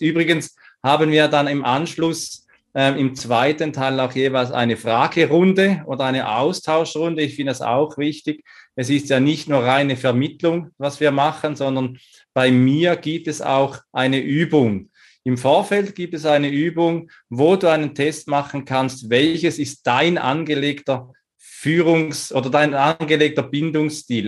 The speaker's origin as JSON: {"language": "German", "country": "Switzerland", "tie": "born or raised there", "also_born_or_lived": "Salzburg, Austria", "moved": "yes", "said": "Zum einen bin ich in der Schweiz geboren"}